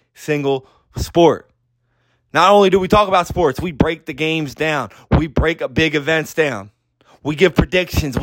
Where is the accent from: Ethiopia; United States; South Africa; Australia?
United States; Philadelphia, Pennsylvania; my town. I'm from Philadelphia.